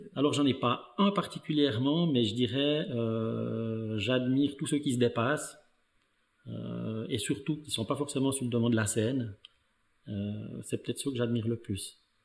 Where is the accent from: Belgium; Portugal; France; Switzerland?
Switzerland; Val de Ruz, Neuchâtel; je suis né dans le canton de Neuchâtel. je suis en fait né, mais issu d'une famille d'immigrés italiens comme mon physique le montre, le montre très bien. Euh, donc j'ai parcouru ma scolarité dans le canton de Neuchâtel